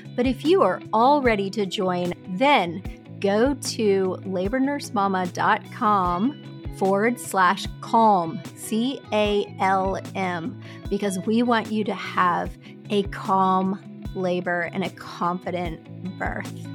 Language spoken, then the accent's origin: English; Clearwater, Florida, United States; now in Nashville, United States; I'm from Clearwater